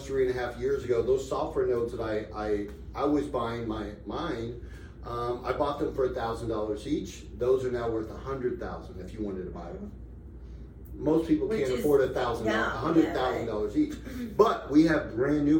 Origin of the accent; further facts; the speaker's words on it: Tampa, Florida, United States; now in Las Vegas, United States; I live in Las Vegas. I'm from Tampa